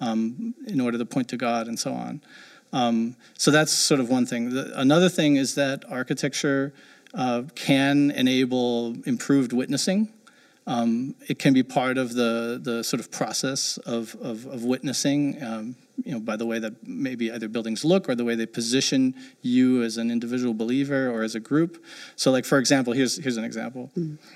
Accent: near Frankfurt, Hesse, Germany; moved away; I grew up uh, in Germany and ended up going to college in the '90s, which is when there was a high-rise boom in Frankfurt, Germany, which is I grew up near there

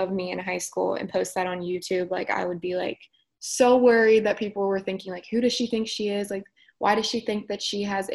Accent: Northern Kentucky, United States; also born or lived in Cincinnati, Ohio; I'm just as much from Cincinnati as I am from Northern Kentucky

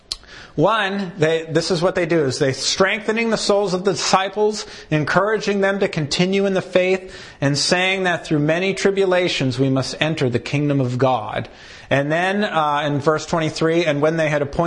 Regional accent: United States; as American Christians

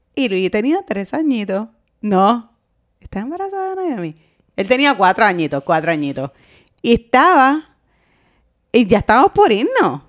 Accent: Puerto Rico; como buena boricua

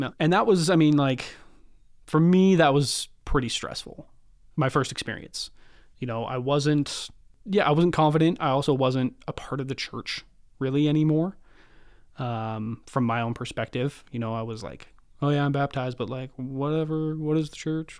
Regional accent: Kelowna, British Columbia, Canada; also born or lived in Prince George; Born in Prince George, you know, uh, small little town in the north. Pretty much moved to Kelowna, uh, right away. I lived in Kelowna for, till I was twenty-four

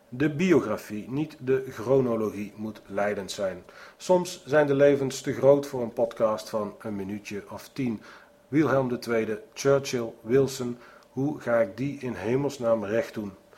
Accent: Netherlands; Ik ben een Nederlander

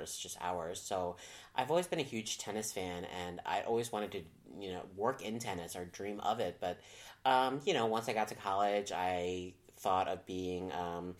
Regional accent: Trenton, New Jersey, United States; moved away as an adult; now in Beijing, China; I grew up in Trenton, New Jersey

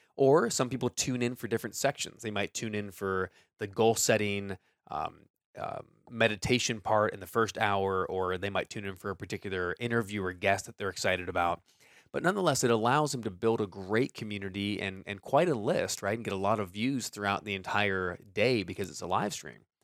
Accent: Orange County, California, United States; I grew up in Orange County

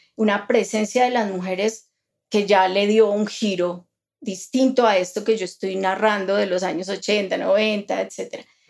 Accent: Colombia; nosotros como latinoamericanos, como colombianos

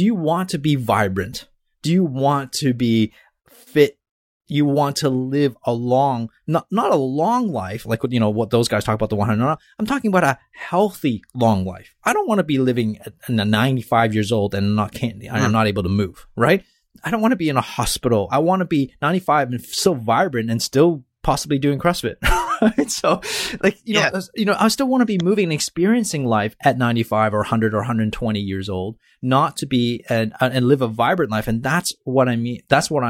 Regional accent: Canada; accent: Canadian; I thought it was my Canadian accent here.

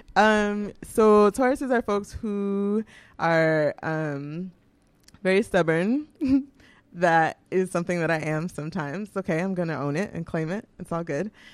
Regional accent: Houston, Texas, United States; moved away as an adult; also born or lived in New York; now in Vermont, United States; I'm from Houston

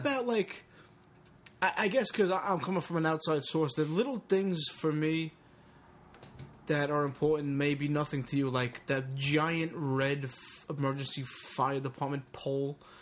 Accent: Long Island, New York, United States; also born or lived in Brooklyn, New York; as a teenager growing up in Long Island

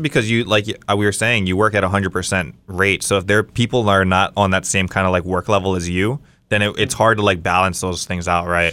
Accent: Las Vegas, Nevada, United States; when I was growing up in Vegas

